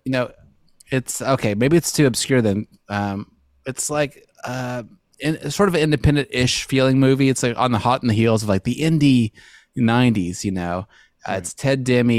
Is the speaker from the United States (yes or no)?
yes; Montana, United States; I'm from Montana.